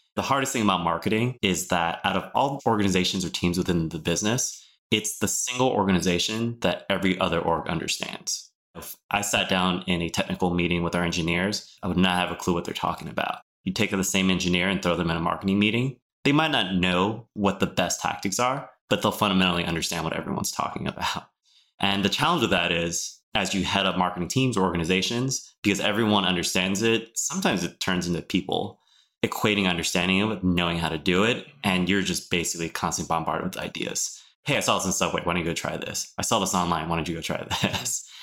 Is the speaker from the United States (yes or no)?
yes; Oakland, California, United States; I'm born and raised in Oakland